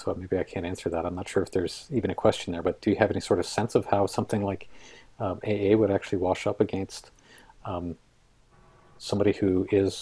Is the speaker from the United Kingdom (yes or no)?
no; Canada; We live in Canada. We have a certain way of being Canadian